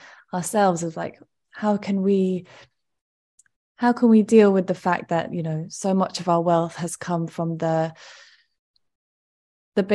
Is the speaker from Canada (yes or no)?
no; United Kingdom; I'm British